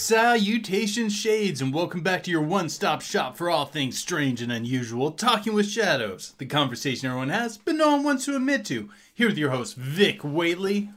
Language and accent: English; Hayden, Indiana, United States; a little outside of my hometown of Hayden